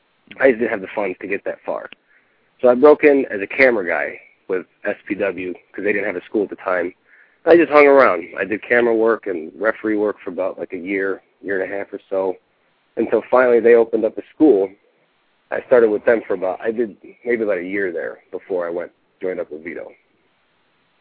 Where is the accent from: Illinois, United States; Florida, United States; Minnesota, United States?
Illinois, United States; Chicago; I'm from Chicago.